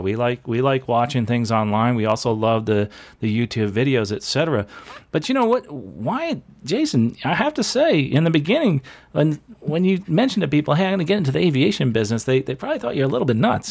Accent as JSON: {"language": "English", "region": "New Jersey", "country": "United States", "tie": "born or raised there", "moved": "yes", "lives_now": "Florida, United States", "said": "where I grew up in New Jersey"}